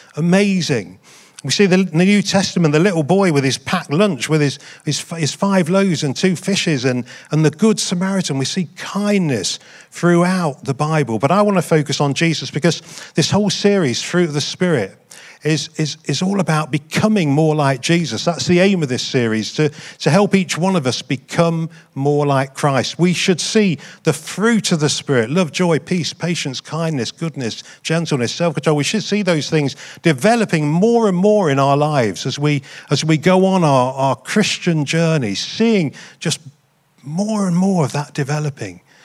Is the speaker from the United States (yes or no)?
no; United Kingdom; I'm proud to be white British